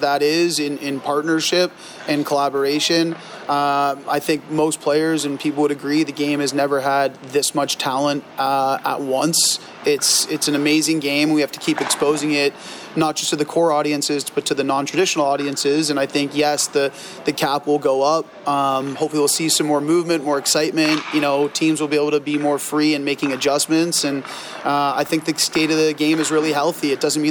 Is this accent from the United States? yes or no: no; Toronto, Ontario, Canada; I'm a Canadian. I grew up in Toronto, so on the other part of the country.